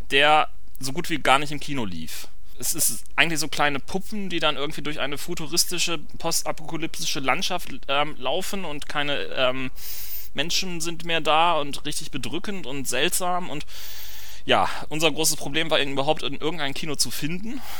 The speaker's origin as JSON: {"language": "German", "region": "Hamburg", "country": "Germany", "said": "was ähm, natürlich für mich als äh, Hamburger ein großer Genuss war, denn das ist wirklich eine Hommage an Hamburg schlechthin"}